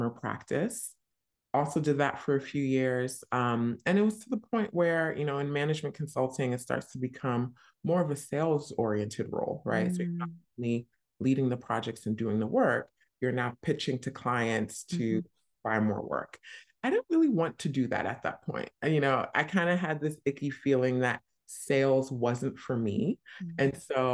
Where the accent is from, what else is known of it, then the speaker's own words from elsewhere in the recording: New Jersey, United States; moved away as an adult; also born or lived in New York; now in London, United Kingdom; I grew up in New Jersey, went to school super close by in New York